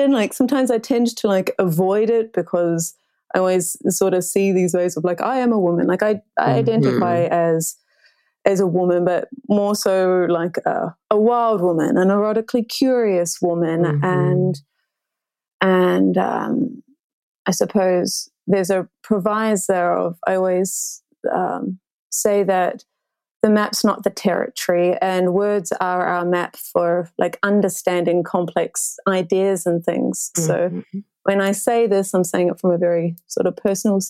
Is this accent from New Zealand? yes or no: yes; South Island of New Zealand, New Zealand; growing up in the South Island of New Zealand